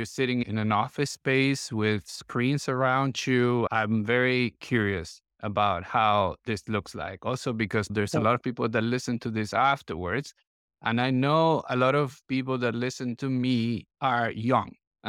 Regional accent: Colombia; English is a second language; look, I'm from Colombia originally.

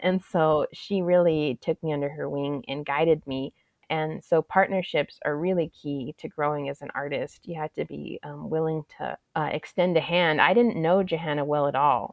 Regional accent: Tucson, Arizona, United States; I was raised in the South Side. My family has history there

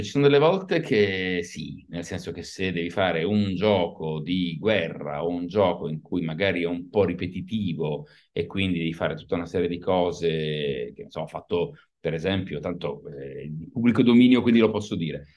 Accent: Turin, Piedmont, Italy; now in Milan, Italy; sono nato a Torino, vivo

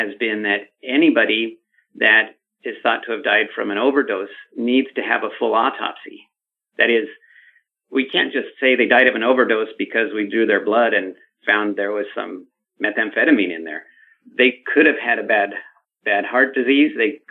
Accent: Los Angeles, California, United States; I grew up in Los Angeles

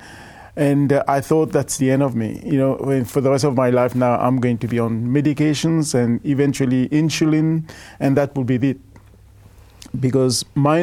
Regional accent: Mauritius; now in Australia; I'm originally from Mauritius

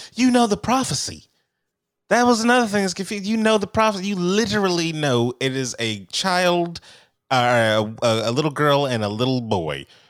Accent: California, United States; I'm a Californian

